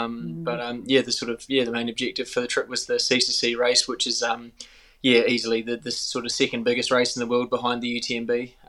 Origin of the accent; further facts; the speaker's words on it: New Zealand; accent: Kiwi; a Kiwi, and I've been in New Zealand a bit more the last couple of years, so it's quite cool getting my Kiwi accent back, because I think I was a bit of a hybrid sort of Aussie Kiwi for a while there